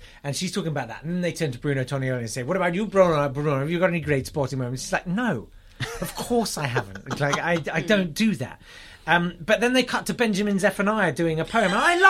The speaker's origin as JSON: {"language": "English", "country": "United Kingdom", "said": "That's my fucking right as a British man."}